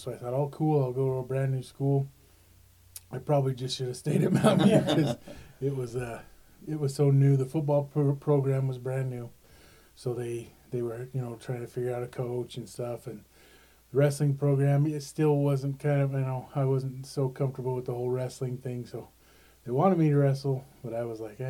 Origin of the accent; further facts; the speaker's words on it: Orem, Utah, United States; now in Nephi, United States; I grew up in Orem, Utah, right on 400 North behind the Kmart, and kind of all over Orem.